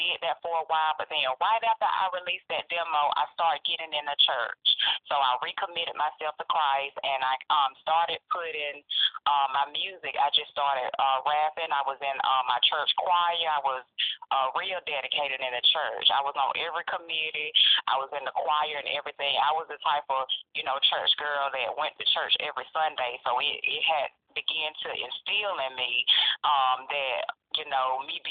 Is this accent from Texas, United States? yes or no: no; Macon, Georgia, United States; I am from Macon, Georgia